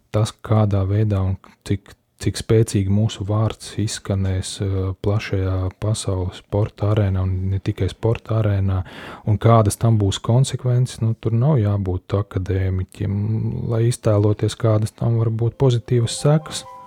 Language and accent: Latvian; Latvia